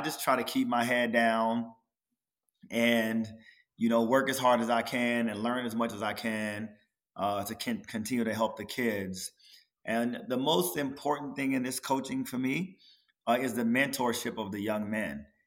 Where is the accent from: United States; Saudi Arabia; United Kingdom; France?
United States; Maryland; moved away; also born or lived in Los Angeles; I'm from Maryland